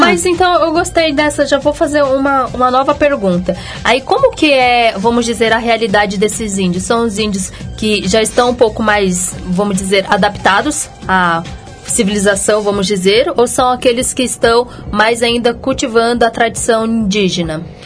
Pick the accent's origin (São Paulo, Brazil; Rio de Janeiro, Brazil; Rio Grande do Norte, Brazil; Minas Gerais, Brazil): Minas Gerais, Brazil; eu sou mineira